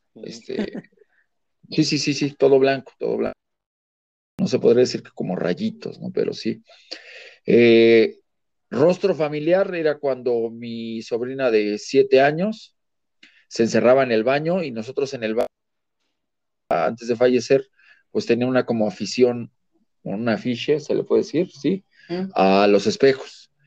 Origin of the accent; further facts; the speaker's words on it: Mexico City, Mexico; Yo soy de la Ciudad de México